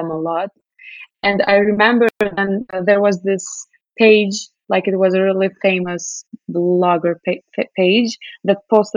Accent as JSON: {"language": "English", "country": "Kosovo", "tie": "born or raised there", "also_born_or_lived": "New York City, United States", "moved": "as an adult", "said": "Kosovo, I mean, I love my hometown here, but it's just a really small country"}